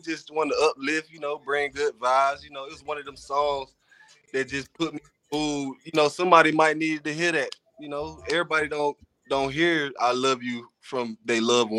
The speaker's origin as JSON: {"language": "English", "town": "Cincinnati", "region": "Ohio", "country": "United States", "tie": "born there", "lives_now": "Fargo, United States", "said": "Well, I was born in Cincinnati, Ohio."}